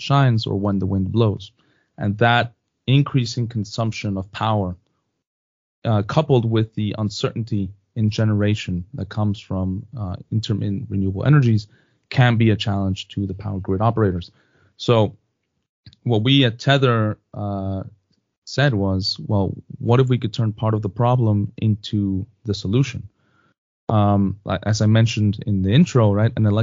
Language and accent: English; Mexico; moved away; also born or lived in United States; I'm originally from Mexico